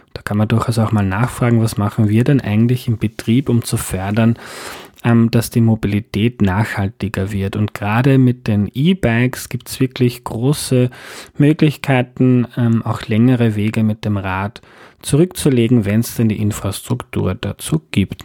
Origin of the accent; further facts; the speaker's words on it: Lower Austria, Austria; Ich bin in Niederösterreich aufgewachsen, auf einem Bauernhof, wo die Häuser ziemlich weit voneinander entfernt sind